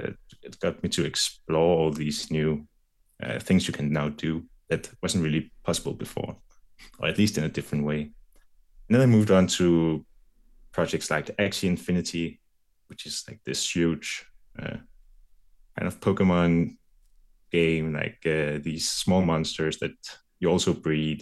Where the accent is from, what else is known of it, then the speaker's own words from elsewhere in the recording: Denmark; I'm from Denmark.